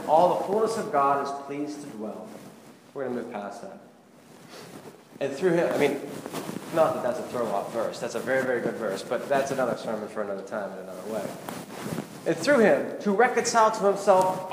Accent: Pittsburgh, Pennsylvania, United States; I'm from Pittsburgh

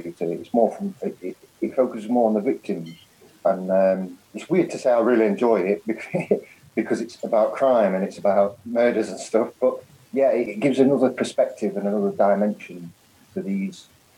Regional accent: Nottinghamshire, East Midlands, United Kingdom; now in Spain; I'm originally from Nottinghamshire. I live in Spain these days

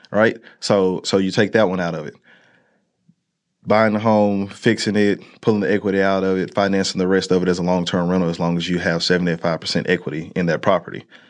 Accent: Monroe, Louisiana, United States; moved away; I am born and raised out of Monroe, Louisiana

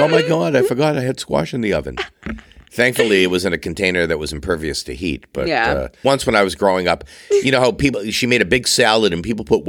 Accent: Massachusetts, United States; I grew up on Cape Cod.

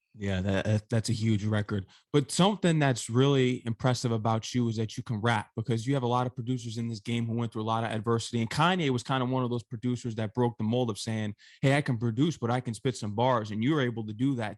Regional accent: New York, United States; I grew up in New York, and we know how New York is

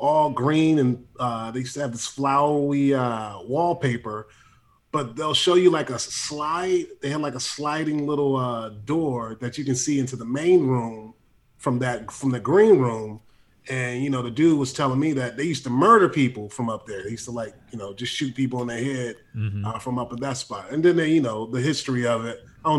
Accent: San Francisco, California, United States; I'm from San Francisco and whatnot.

